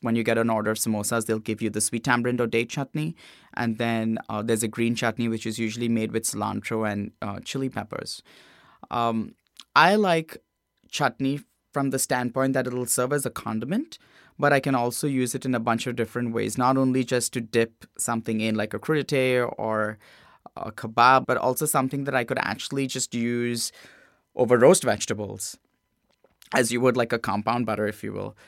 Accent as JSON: {"language": "English", "town": "Mumbai", "region": "Maharashtra", "country": "India", "tie": "born or raised there", "also_born_or_lived": "Cincinnati", "moved": "yes", "said": "I grew up in a little suburb of Bombay called Bandra"}